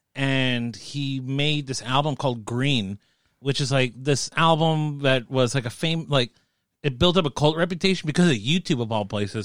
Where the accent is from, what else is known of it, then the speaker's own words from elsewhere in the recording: United States; accent: American; also born or lived in South America; I probably sound so fucking American, but I'm Latino, okay? So, like, no, but I grew up, like, in a, in a real, like, Latino neighborhood.